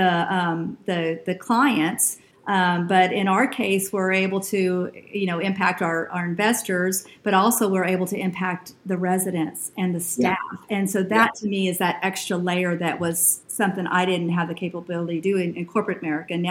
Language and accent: English; Brownsville, Texas, United States; also born or lived in Houston, Texas / Dallas, Texas; So I grew up in South Texas, Brownsville, Texas. It's a very, very tip of Texas. And then my parents divorced when I was in sixth grade. So we moved to Houston